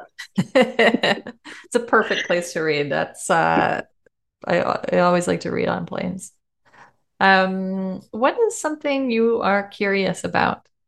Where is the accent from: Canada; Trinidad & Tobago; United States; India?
Canada; We're so Canadian